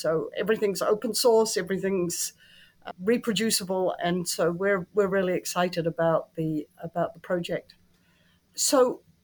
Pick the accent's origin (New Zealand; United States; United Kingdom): New Zealand; moved away; Statistics New Zealand, which is my home country